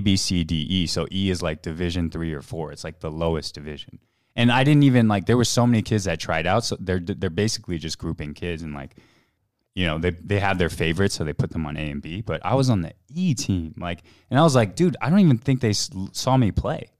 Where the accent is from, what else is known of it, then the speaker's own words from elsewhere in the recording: Houston, Texas, United States; moved away; I grew up in Houston, um, as an Asian American